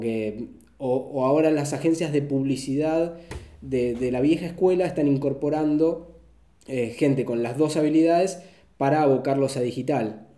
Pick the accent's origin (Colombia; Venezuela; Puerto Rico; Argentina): Argentina